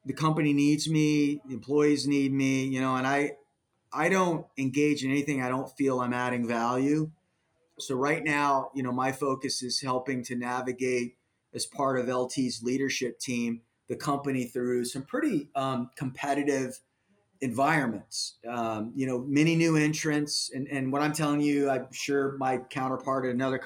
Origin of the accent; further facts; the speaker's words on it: Miami, Florida, United States; moved away; I was born in Miami